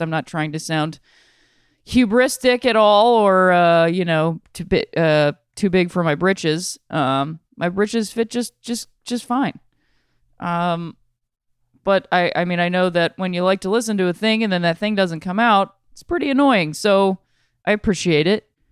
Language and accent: English; Akron, Ohio, United States; I'm from Ohio. I'm from Akron, Ohio.